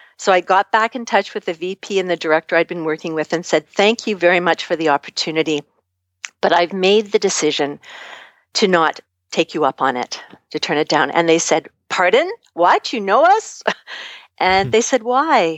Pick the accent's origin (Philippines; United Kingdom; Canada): Canada; I'm from Canada